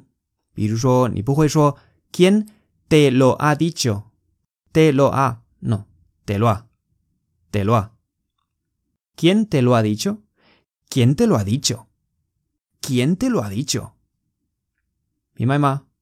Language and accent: Chinese; Spain; Chinese is a second language; 我们西班牙人会怎么发音呢？